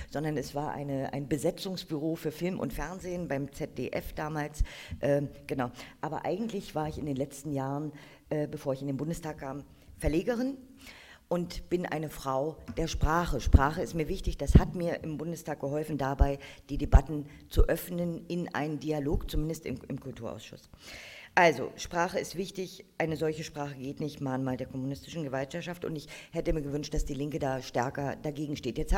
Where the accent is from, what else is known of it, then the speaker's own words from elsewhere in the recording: East Germany, Germany; Ich bin aufgewachsen in der DDR.